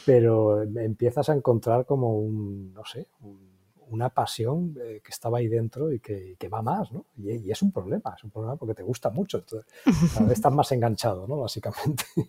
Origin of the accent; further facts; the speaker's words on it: Valencia, Valencian Community, Spain; also born or lived in Seville / England; Yo aunque nací en Valencia, pero toda la familia es de Sevilla